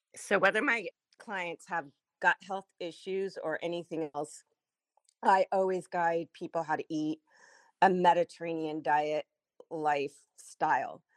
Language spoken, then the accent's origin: English; Los Angeles, California, United States; I was born and raised in the San Fernando Valley in a place called Sherman Oaks